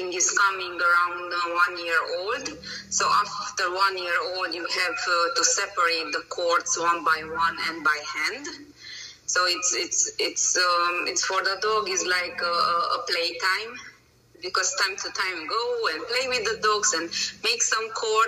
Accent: Romania; English is a second language; moved away as an adult; now in Hungary; I'm originally from Romania, but I live from over than 14 years in Hungary. My nationality is Hungarian, but my birthplace is Romania

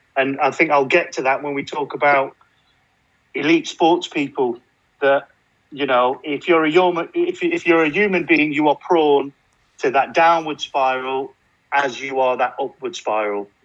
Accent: Burnley, North West England, United Kingdom; moved away; I'm from Burnley originally, so it's always winter.

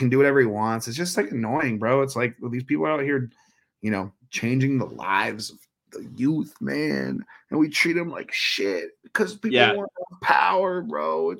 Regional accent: Dublin, California, United States; also born or lived in Oakland; I was born in Oakland, California, and then I moved to Dublin in the 90s when I was like two or three. And so that's about 20 minutes from Oakland. So, yeah, I grew up.

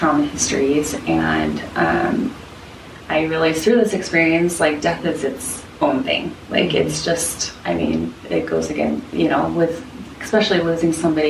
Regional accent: Salt Lake City, Utah, United States; born or raised there; now in Portland, United States

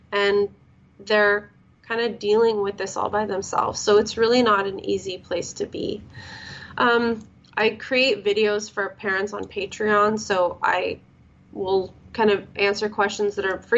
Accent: Canada; also born or lived in Florida, United States / California, United States; So I grew up in Canada and then Florida, California. I've grown up kind of all over the place.

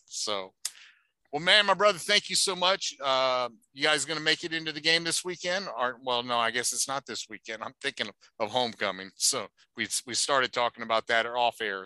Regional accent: New Orleans, Louisiana, United States; moved away as an adult; now in Indianapolis, United States; I'm from New Orleans

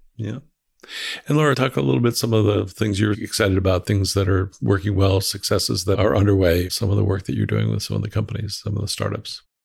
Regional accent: West Hartford, Connecticut, United States; I grew up in West Hartford, went to the University of Connecticut. So I'm, uh, I'm kind of born and bred, uh, Connecticut guy

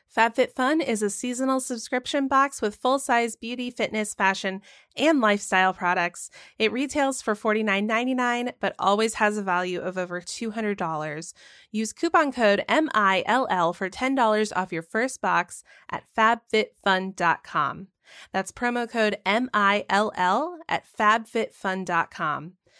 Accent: the South, United States; moved away; I grew up in the South where it was, like, taboo to say that you were an atheist

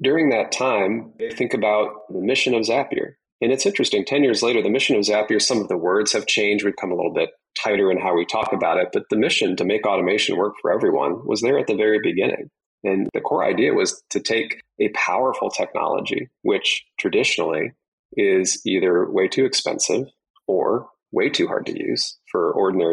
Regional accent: Michigan, United States; I grew up in Michigan

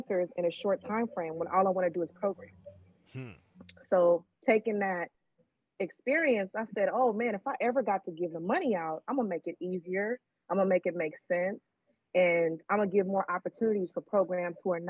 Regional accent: Oakland, California, United States; growing up in East Oakland

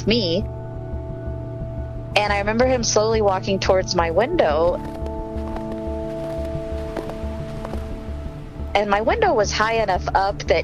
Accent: Aurora, Colorado, United States; I grew up in Aurora, Colorado

